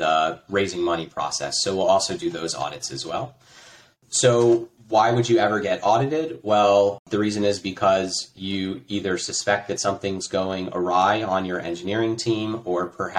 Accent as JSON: {"language": "English", "country": "United States", "moved": "as an adult", "lives_now": "Croatia", "said": "I'm an American, and I live in Croatia. I moved here 8 years ago."}